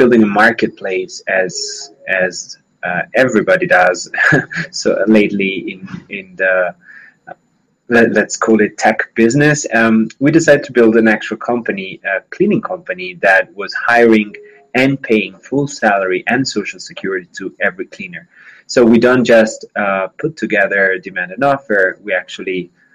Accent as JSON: {"language": "English", "country": "Italy", "moved": "as an adult", "lives_now": "Colombia", "said": "I'm originally from Italy. Working and living in Colombia since about 5 years"}